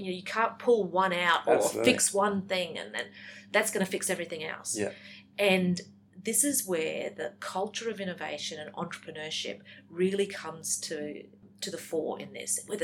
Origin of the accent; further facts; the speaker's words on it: Woodridge, Queensland, Australia; when I was a kid growing up in Woodridge